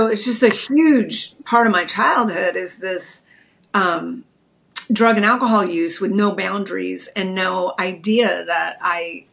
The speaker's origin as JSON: {"language": "English", "town": "Redondo Beach", "region": "California", "country": "United States", "tie": "born or raised there", "said": "I grew up in Redondo Beach, California, just a little beach girl."}